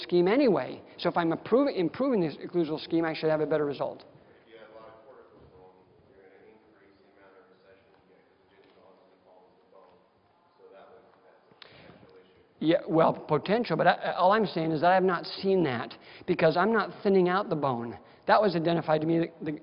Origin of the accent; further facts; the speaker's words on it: Wisconsin, United States; now in Las Vegas, United States; I'm from Wisconsin, so everybody has an old armoire in their basement.